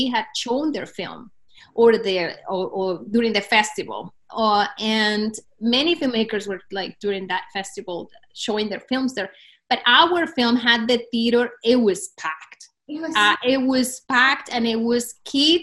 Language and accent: English; Cúcuta, Norte de Santander, Colombia; my hometown of Cúcuta